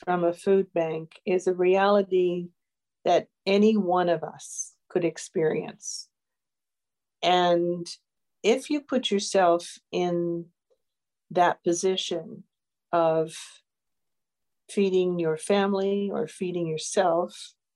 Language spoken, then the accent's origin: English; Newfoundland and Labrador, Canada; now in Northumberland County, Canada; I come from Newfoundland